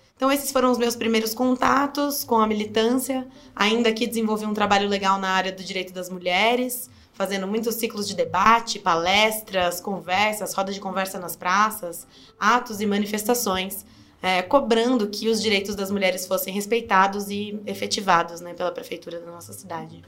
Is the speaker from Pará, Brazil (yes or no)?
no; Sorocaba, São Paulo, Brazil; Eu nasci aqui em Sorocaba, cresci aqui também, ah, no bairro de Inhaíba, em Brigadeiro Tobias